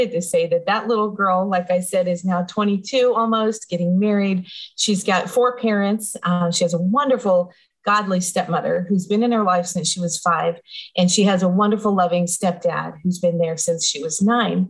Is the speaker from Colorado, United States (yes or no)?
yes; Denver, Colorado, United States; I grew up in Denver, Colorado